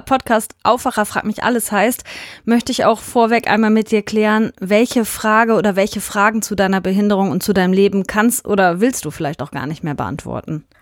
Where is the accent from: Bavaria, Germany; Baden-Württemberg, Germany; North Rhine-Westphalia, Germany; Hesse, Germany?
North Rhine-Westphalia, Germany; Hünxe